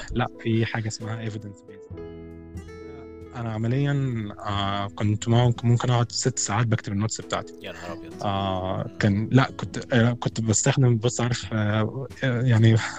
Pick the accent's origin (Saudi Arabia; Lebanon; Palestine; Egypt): Egypt; moved away as an adult; انا من مصر